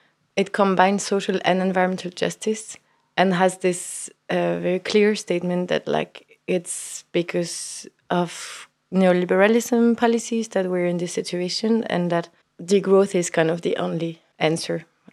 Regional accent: Belgium; English is a second language; I'm from Belgium, but I've been working in NOAH for the last 4.5 years

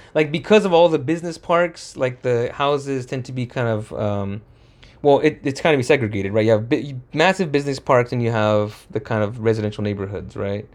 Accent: Santa Fe Springs, California, United States; we grew up in Santa Fe Springs, spent a lot of our time here

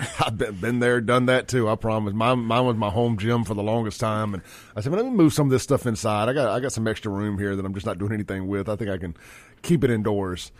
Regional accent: Jackson, Mississippi, United States; also born or lived in Brandon, Mississippi; I grew up in South Jackson

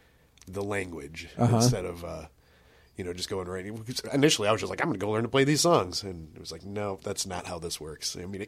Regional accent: South Haven, Indiana, United States; Man, well, I'm from Northwest Indiana originally. I went to, like, Portage schools. Grew up in, like, South Haven, which a lot of people might be familiar with. It's this gorgeous little piece of land in between Valparaiso and Portage. Yeah, I pretty much was there my entire childhood.

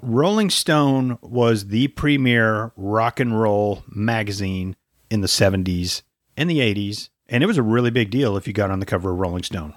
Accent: United States; accent: American; in my American accent

